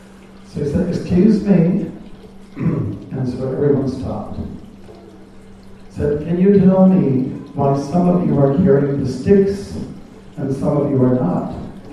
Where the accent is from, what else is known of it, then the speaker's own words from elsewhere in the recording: Canada; I was a brahmachari from Canada and used to travel on the States wherever Prabhupada went.